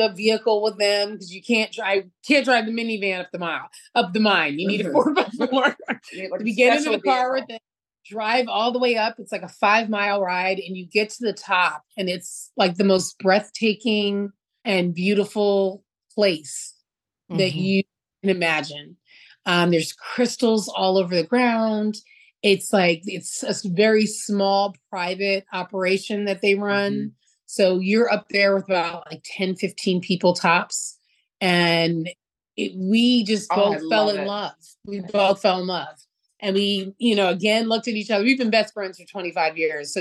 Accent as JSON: {"language": "English", "town": "Philadelphia", "region": "Pennsylvania", "country": "United States", "said": "I'm from Philly"}